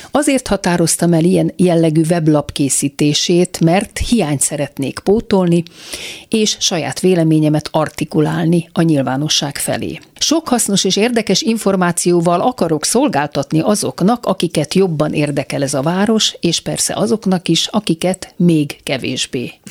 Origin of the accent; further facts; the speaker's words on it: Budapest, Hungary; az ELTE AJK e politológia szakos hallgatója. 1988-ban születtem a rendszerváltás hajnalán Budapesten a 12. kerületben. Ez ne tévesszem meg, egyetlen egy napot sem laktam Budán. Születésem óta Józsefvárosban lakom